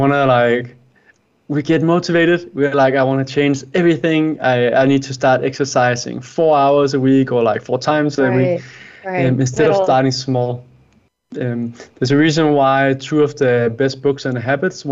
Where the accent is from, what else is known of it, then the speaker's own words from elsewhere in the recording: Denmark; I am from Denmark, Scandinavia